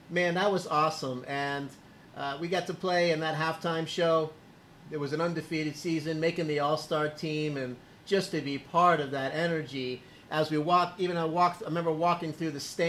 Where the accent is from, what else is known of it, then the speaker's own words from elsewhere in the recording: Miami, Florida, United States; I was born in Miami